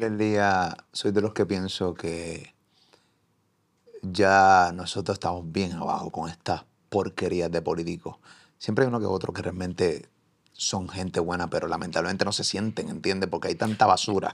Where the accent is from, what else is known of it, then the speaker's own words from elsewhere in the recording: Puerto Rico; me reconoce o me identifica como puertorriqueño